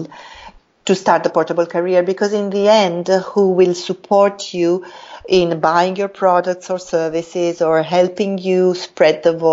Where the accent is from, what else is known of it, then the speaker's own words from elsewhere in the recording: Italy; moved away as an adult; also born or lived in Africa / Latin America / Middle East; now in Jakarta, Indonesia; I was very much attached to my home country, to Italy.